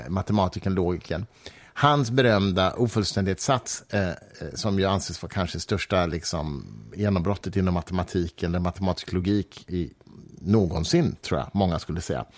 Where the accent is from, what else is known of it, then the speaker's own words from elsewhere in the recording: Mariefred, Södermanland, Sweden; jag växte upp i Mariefred